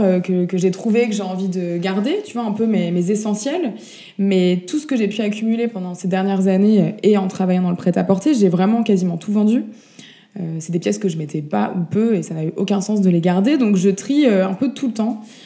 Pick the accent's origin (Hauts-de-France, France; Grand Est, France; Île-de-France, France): Île-de-France, France; Paris; moved away; also born or lived in Montpellier; Je suis née à Paris, j'ai vécu pas mal de temps dans le sud. Euh, j'ai fait une petite pause de 10 petites années euh, à Montpellier.